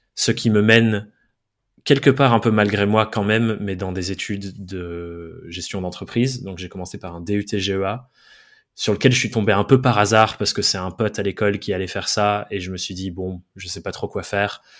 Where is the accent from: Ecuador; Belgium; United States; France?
France; Dordogne, Nouvelle-Aquitaine; moved away; J'ai grandi, je suis anglais, j'ai grandi en Dordogne, de euh, deux parents anglais aussi